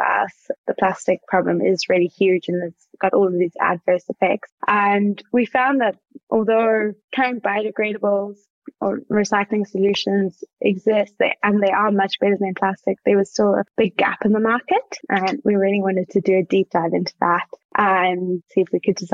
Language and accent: English; Johannesburg, Gauteng, South Africa; accent: South African; moved away as an adult; also born or lived in Cape Town, South Africa; now in Australia; I'm from Johannesburg